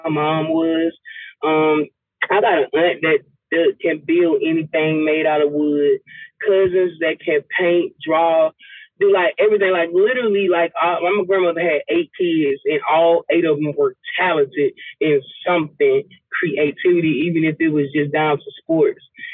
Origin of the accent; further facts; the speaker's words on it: Lithonia, Georgia, United States; also born or lived in Albany, Georgia; I'm from Atlanta, the east side of Atlanta, Latonia, to be exact.